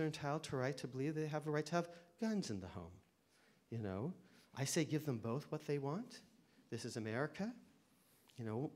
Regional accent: Connecticut, United States; my home state of Connecticut

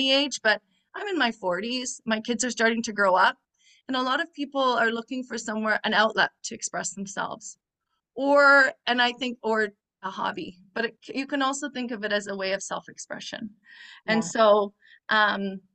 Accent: near Toronto, Ontario, Canada; I come from Canada, what some people call Canada, near Toronto.

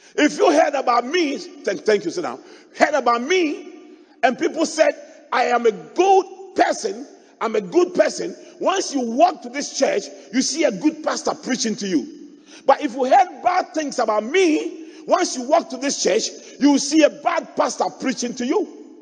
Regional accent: Accra, Greater Accra, Ghana; I grew up in Adabraka, opposite the mosque

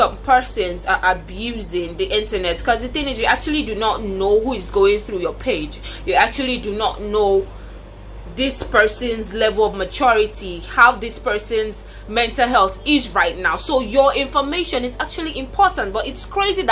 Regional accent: Nigeria; I'm a Nigerian, a proud citizen of Nigeria

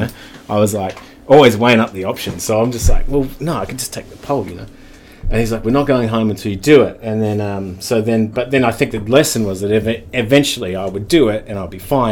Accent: Wellington, New Zealand; I'm born in Wellington. Um, and uh, yeah, born in Wellington.

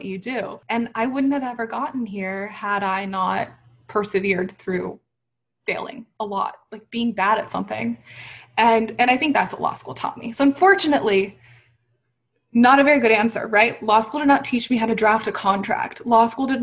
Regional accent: Texas, United States; a Muslim hijabi woman with a lot of opinions and a big personality growing up in Texas

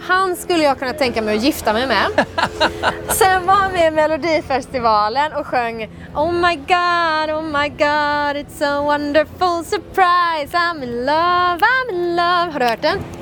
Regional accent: Sweden; jeg er jo fra Sverige

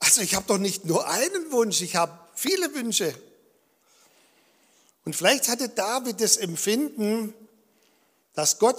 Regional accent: Balingen, Baden-Württemberg, Germany; born there; Und er war auch in Balingen in der Gemeinde, wo ich geboren bin. Und ich war eigentlich schon als Kind immer im Gottesdienst.

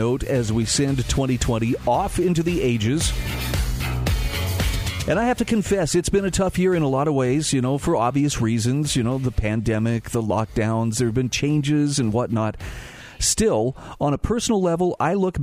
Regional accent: Salt Lake City, Utah, United States; I was lucky enough as a kid growing up in Salt Lake City to be able to regularly go to Sugar House Park

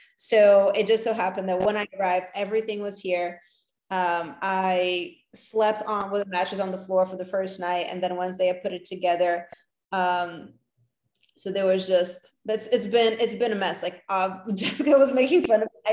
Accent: New York, United States; also born or lived in Los Angeles; a New Yorker, as a avid New Yorker. I lived here for 13 years before I moved to California

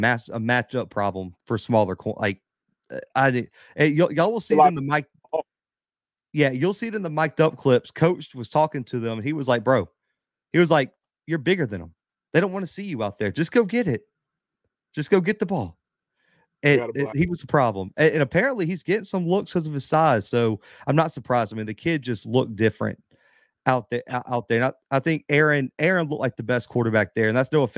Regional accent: Mobile, Alabama, United States; in my hometown

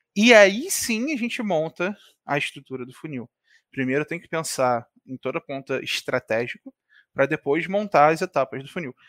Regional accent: Rio de Janeiro, Brazil; Eu sou aqui do Rio de Janeiro

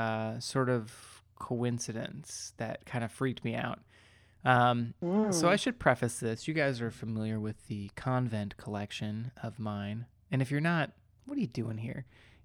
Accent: Hyattsville, Maryland, United States; So my station for like a year of this was at this one intersection in the town that I grew up in. Should I say the town? I feel like I could say it. It doesn't matter.

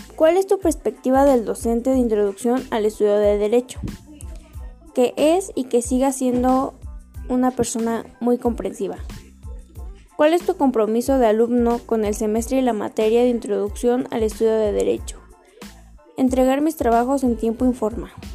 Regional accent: Atlacomulco, State of Mexico, Mexico; nací en Atlacomulco de Favela y actualmente sigo viviendo aquí.

